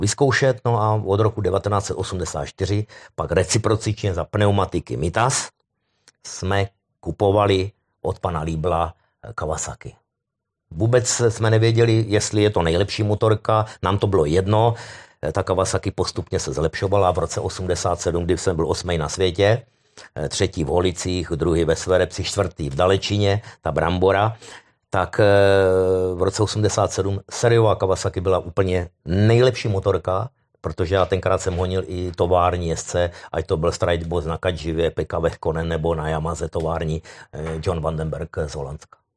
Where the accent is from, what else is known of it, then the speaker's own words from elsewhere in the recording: Moravia, Czechia; já jsem Moravák